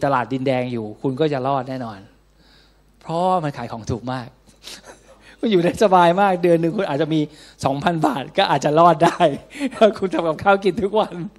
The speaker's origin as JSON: {"language": "Thai", "country": "Thailand", "said": "เราเกิดในแผ่นดินไทย"}